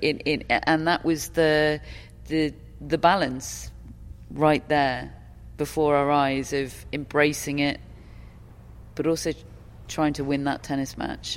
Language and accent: English; United Kingdom; I'm I'm British